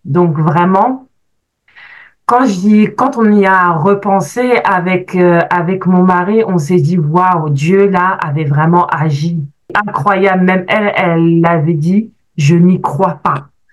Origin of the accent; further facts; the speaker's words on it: France; moved away as an adult; now in Canada; je suis née, j'ai grandi en France, je suis arrivée au Canada il y a presque sept ans maintenant.